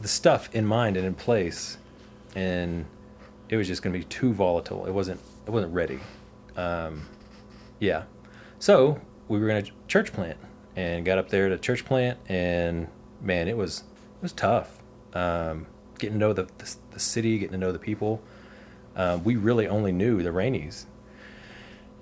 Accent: Texas, United States; moved away as an adult; also born or lived in Oregon; I'm from Texas

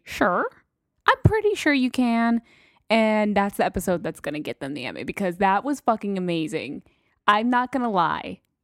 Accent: El Paso, Texas, United States; I'm from fucking Texas, so El Paso, Texas

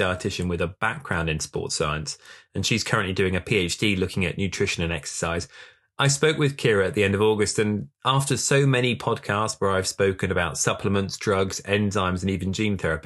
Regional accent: England, United Kingdom; as an Englishman

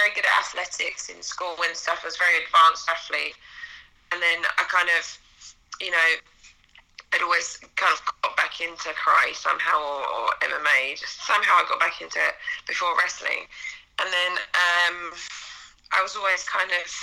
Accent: Essex, East of England, United Kingdom; moved away as an adult; also born or lived in Japan; now in United States; So I'm from Essex, Greater London

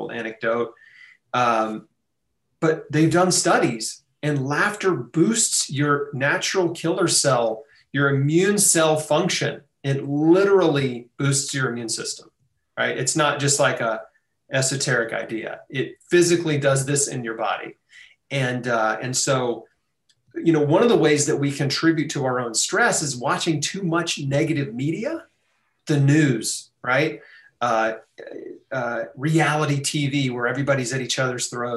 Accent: United States; As an American

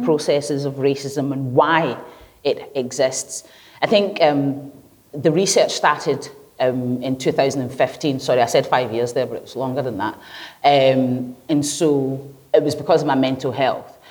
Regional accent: Glasgow, Scotland, United Kingdom; also born or lived in Lagos Island, Lagos, Nigeria; when I first moved here, and I grew up in the East End, not far away from here

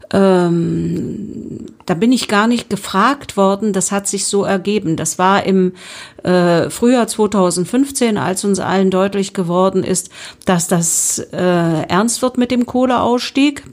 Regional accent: Spremberg, Brandenburg, Germany; Und ich bin ja gebürtige Sprembergerin und liebe meine Stadt

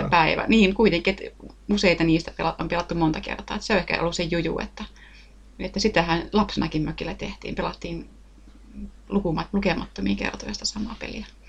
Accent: Lahti, Päijät-Häme, Finland; itse mä oon tuolta Lahdesta kotoisin

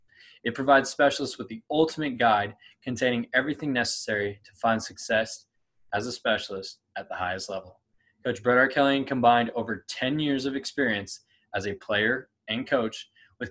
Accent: Clovis, California, United States; I grew up in Clovis, California, okay, right near Fresno

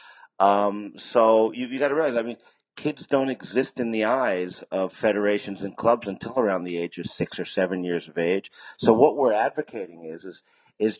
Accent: United States; moved away; also born or lived in Japan / China; America, because that's my home country

